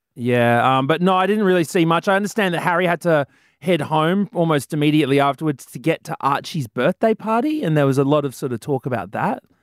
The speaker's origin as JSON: {"language": "English", "town": "Brisbane", "region": "Queensland", "country": "Australia", "tie": "born or raised there", "said": "Brisbane City, proud of my hometown"}